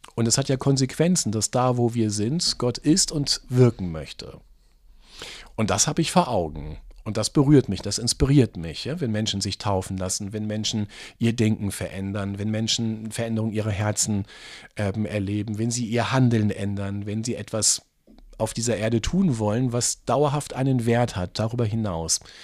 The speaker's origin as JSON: {"language": "German", "region": "easternmost part of Lower Saxony", "country": "Germany", "tie": "born or raised there", "moved": "yes", "lives_now": "Braunschweig, Germany", "said": "ich komme aus dem östlichsten Teil von Niedersachsen und als dann 1989 die Grenzen aufgingen, das war sechs Kilometer von meiner Heimatstadt entfernt"}